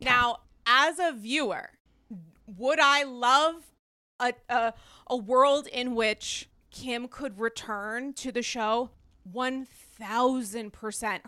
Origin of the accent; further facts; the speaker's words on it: Rhode Island, United States; I'm from Rhode Island